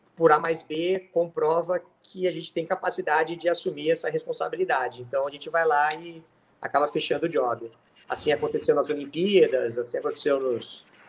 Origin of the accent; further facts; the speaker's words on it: Santos, São Paulo, Brazil; moved away as an adult; also born or lived in United States; now in São Paulo, Brazil; Passei numa faculdade aqui em São Paulo, eu venho de Santos